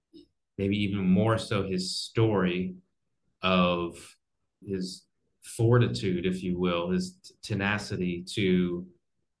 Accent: New Jersey, United States; I grew up in New Jersey and close to Philadelphia.

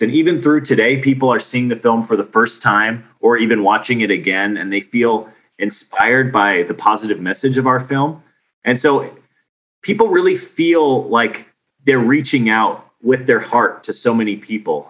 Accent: Arizona, United States; I grew up on Arizona in the desert. We don't have any whales in Arizona.

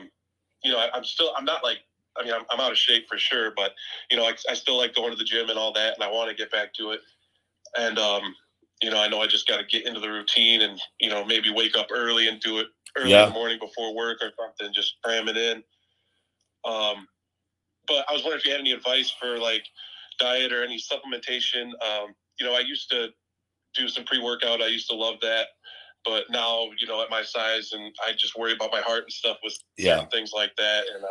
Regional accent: Illinois, United States; I'm from Illinois

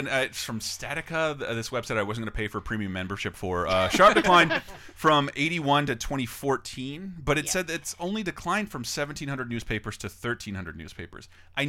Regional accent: Tallahassee, Florida, United States; moved away; I go back home to my hometown, the Tallahassee Democrat.

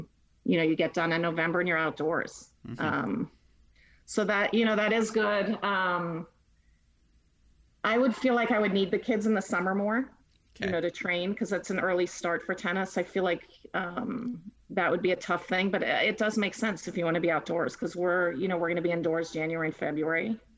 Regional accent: Florida, United States; Yeah, when I came from Fort Lauderdale, I love from Miami, South.

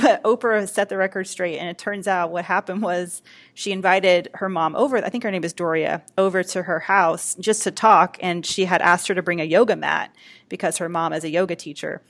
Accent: Atlanta, Georgia, United States; my hometown, Atlanta, Georgia

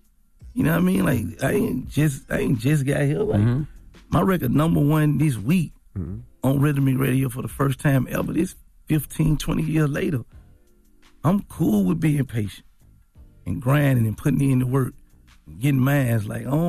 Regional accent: Memphis, Tennessee, United States; Like, I'm from North Memphis.

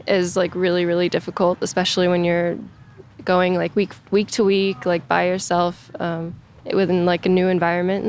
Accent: Orlando, Florida, United States; also born or lived in Jupiter, Florida; when I was 10, I moved to Orlando. And I pretty much grew up playing in tournaments and stuff in Orlando

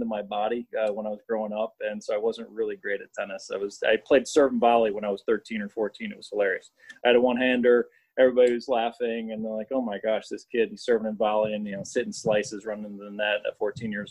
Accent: Flossmoor, Illinois, United States; I grew up in Flossmoor, which is the south suburb of Chicago

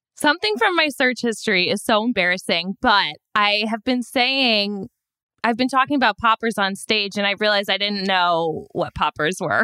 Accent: Chicago, Illinois, United States; now in New York City, United States; I'm from Chicago

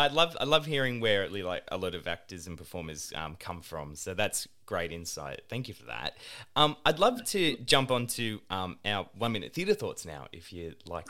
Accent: Sydney, New South Wales, Australia; I grew up in like around Western Sydney

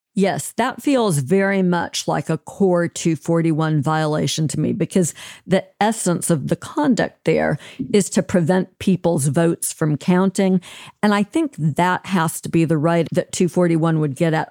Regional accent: Alabama, United States; my home state of Alabama

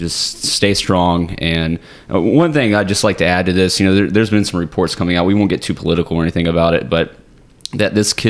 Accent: Summerville, South Carolina, United States; moved away; I'm from the Charleston area. I'm from Somerville, right outside of Charleston

